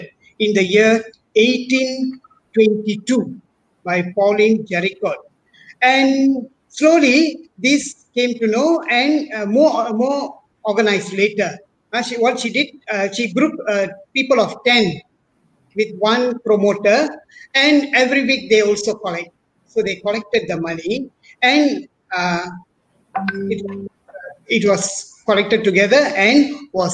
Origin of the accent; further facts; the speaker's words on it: Bagan Serai, Perak, Malaysia; also born or lived in Penang / India; I'm actually born and brought up in Perak, as a little town in Bagansrai.